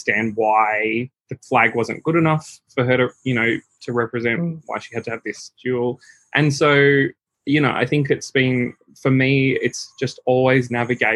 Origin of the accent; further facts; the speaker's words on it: Sydney, New South Wales, Australia; I grew up in the Hills District.